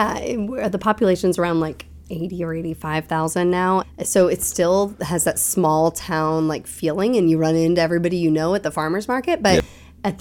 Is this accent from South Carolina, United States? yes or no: yes; Conway, South Carolina, United States; born there; now in Asheville, United States; So I was born in South Carolina.